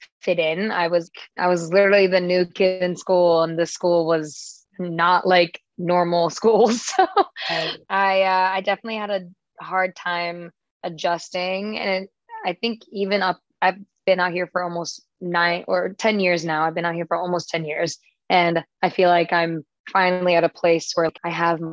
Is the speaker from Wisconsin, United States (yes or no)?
yes; Wisconsin, United States; now in California, United States; I'm from Wisconsin